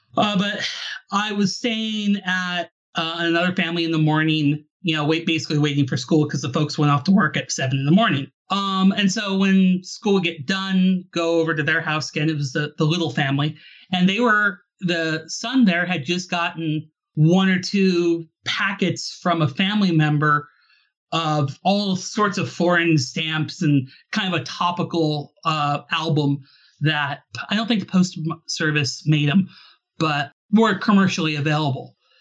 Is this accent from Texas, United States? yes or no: no; Alaska, United States; I'm originally from Alaska